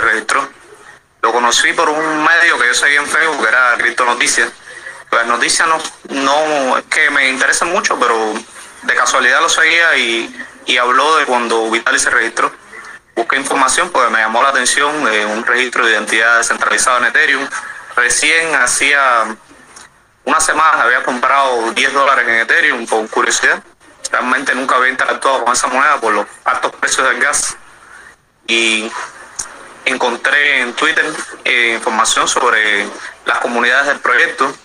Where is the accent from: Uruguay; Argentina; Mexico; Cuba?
Cuba; Soy cubano